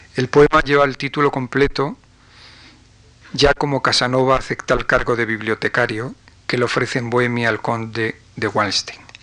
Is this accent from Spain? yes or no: yes; Galician-Leonese mountains, northwest Spain, Spain; los montes galaico-leoneses de mi tierra, del noroeste